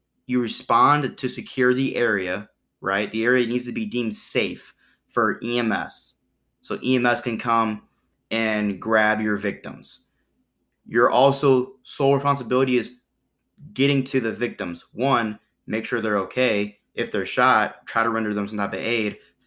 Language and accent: English; Illinois, United States; But also I'm from Illinois, here's my FOID card.